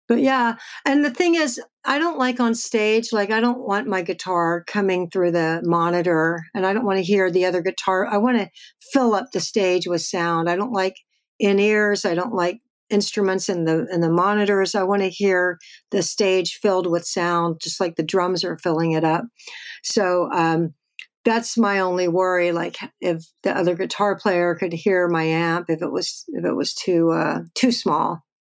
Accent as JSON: {"language": "English", "region": "Texas", "country": "United States", "said": "I'm from Texas"}